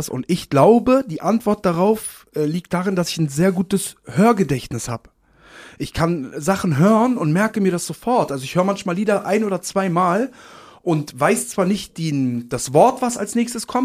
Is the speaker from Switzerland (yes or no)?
no; Poland; now in Germany; ich bin aufgewachsen in Polen mit China und Kia und Schweine.